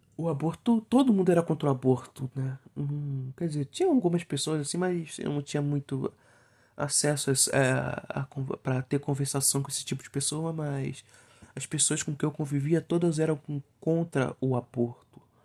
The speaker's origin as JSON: {"language": "Portuguese", "region": "interior of Rio de Janeiro state", "country": "Brazil", "said": "Não, não sou carioca, sou fluminense. Assim, no interiorzinho aqui de, do Rio de Janeiro. Duas horas da capital."}